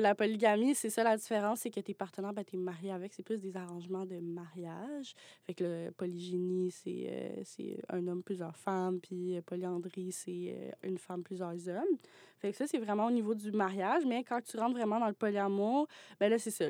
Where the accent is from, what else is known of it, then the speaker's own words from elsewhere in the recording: Mont-Laurier, Quebec, Canada; moved away as an adult; now in Montreal, Canada; je viens pas de, Montréal. Je viens de, de Mont, laurier